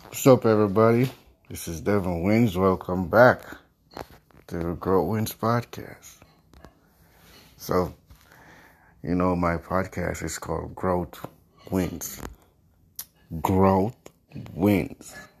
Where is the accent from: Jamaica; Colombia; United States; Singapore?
Jamaica; I grew up poor in Jamaica, where I'm from.